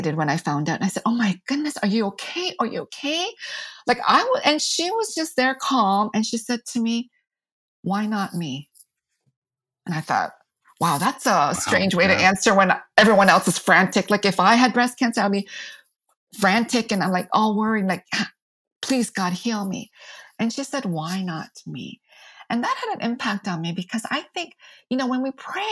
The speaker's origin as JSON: {"language": "English", "country": "United States", "said": "I'm Asian American"}